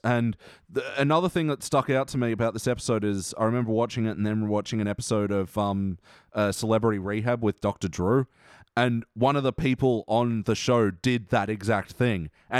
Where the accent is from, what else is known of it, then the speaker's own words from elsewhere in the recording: Australia; We're Australian.